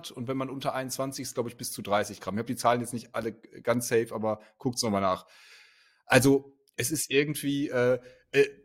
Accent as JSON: {"language": "German", "region": "Berlin", "country": "Germany", "said": "Also wir als Berliner, wir kennen ja das, dass irgendwelche äh, illegalen Clubs oder Bars äh, einfach als Vereine erklärt werden"}